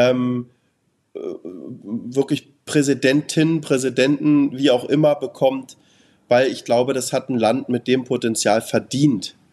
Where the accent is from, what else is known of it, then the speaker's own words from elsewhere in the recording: Germany; Und ich, wie gesagt, ich bin Deutscher, ich darf in Amerika nicht wählen